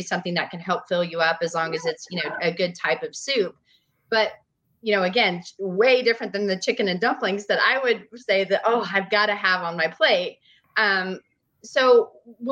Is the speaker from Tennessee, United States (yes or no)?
yes; Nashville, Tennessee, United States; I'm from Nashville